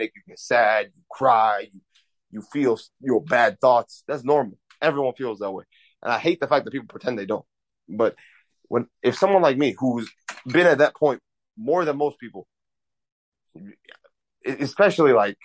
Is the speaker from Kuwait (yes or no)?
yes; Kuwait; now in United States; I was born in Kuwait, and like Kuwait is in the Middle East. It's in the Gulf, next to like Dubai, Saudi Arabia, and all that. I was born into money. I was raised